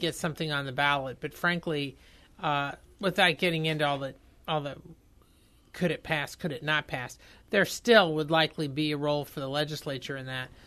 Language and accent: English; Indiana, United States; I'm from Indiana